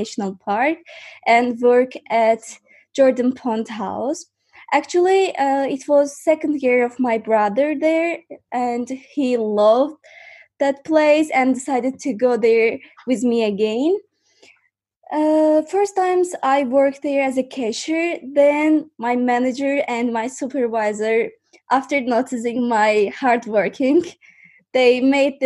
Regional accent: Baku, Azerbaijan; English is a second language; I'm from Azerbaijan, and now I live in Azerbaijan, Baku

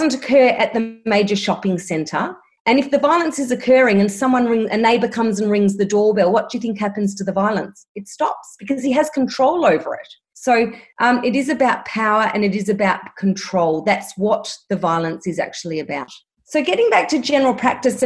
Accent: Melbourne, Victoria, Australia; I'm from Melbourne and I'm still in lockdown at the moment

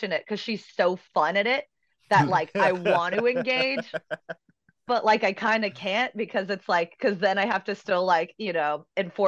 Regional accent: Washington, District of Columbia, United States; moved away; I'm originally from Washington, D.C.

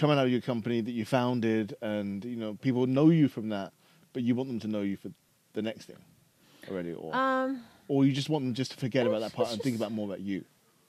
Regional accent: London, United Kingdom; I'm still from London.

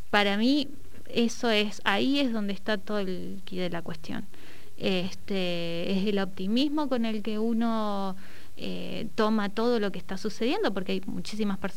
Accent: Neuquén, Argentina; tuve una feria en Barrio Williches, que es de donde yo soy

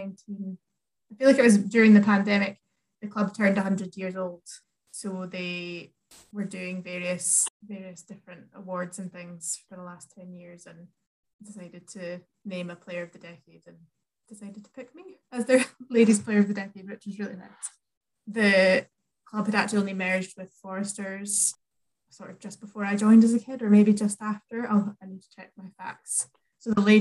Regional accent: Edinburgh, Scotland, United Kingdom; also born or lived in Dundee; I'm from Edinburgh originally, Portobello to be exact

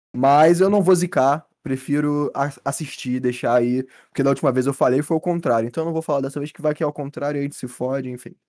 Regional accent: Brazil; nós, como brasileiros

